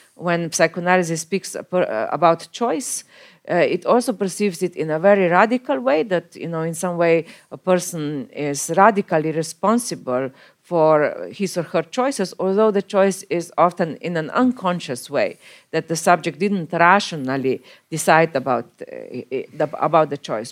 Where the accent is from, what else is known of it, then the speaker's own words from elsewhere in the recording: Slovenia; my home country, Slovenia